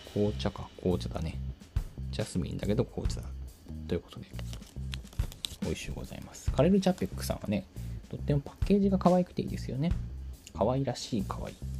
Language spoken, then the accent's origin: Japanese; suburban Tokyo, Japan; now in Kyoto, Japan; 私の地元ってあんまりそんな都会の方ではない東京と東京は東京なんだけど結構郊外なんなら田舎の方の東京